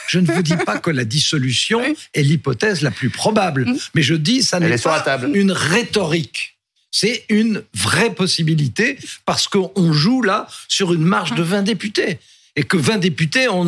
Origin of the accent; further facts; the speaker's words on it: Belgium; Oh, ah, on est belge. Là, c'est le système belge.